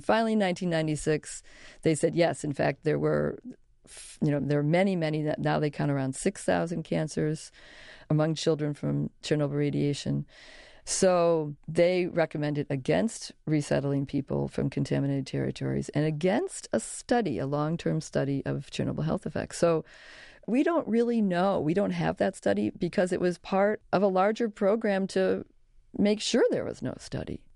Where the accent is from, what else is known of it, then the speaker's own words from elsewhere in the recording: Chicago, Illinois, United States; I grew up in Chicago